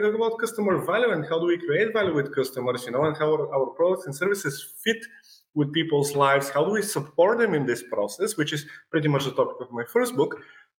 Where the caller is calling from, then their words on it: Sofia, Sofia City, Bulgaria; I'm joining from Sofia, from Bulgaria, which is Europe, obviously, I think.